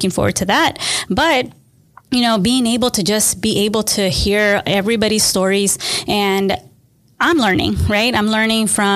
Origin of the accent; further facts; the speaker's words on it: Austin, Texas, United States; I was born in Austin, Texas, or native Austinite